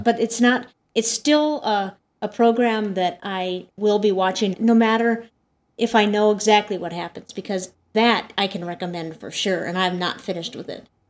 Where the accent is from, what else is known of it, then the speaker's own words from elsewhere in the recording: Montana, United States; moved away; I'm from Montana originally.